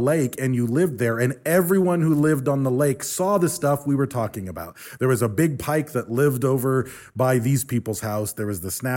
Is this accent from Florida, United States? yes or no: no; St. Mary's Lake, Michigan, United States; I grew up on St. Mary's Loch in Michigan